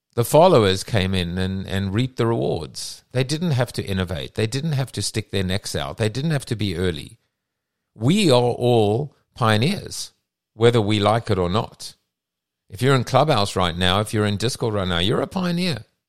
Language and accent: English; South Africa; moved away; I come from South Africa